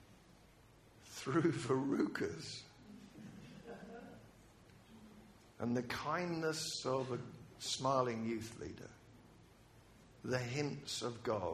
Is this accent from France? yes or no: no; United Kingdom; I'm British